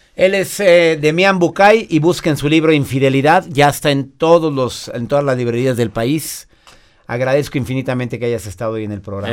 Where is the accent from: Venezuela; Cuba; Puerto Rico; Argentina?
Venezuela; now in Chicago, United States; le hablo desde Chicago, soy una mujer venezolana